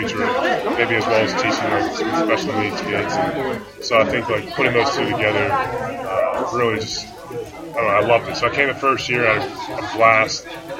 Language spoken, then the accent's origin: English; Pittsburgh, Pennsylvania, United States; I graduated from Fox Chapel High School.